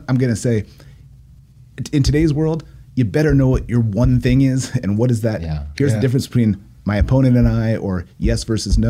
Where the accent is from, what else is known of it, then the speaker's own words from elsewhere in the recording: Poway, California, United States; also born or lived in Encinitas; when I was a little kid, we moved to Poway because that's where the schools were good when I was growing up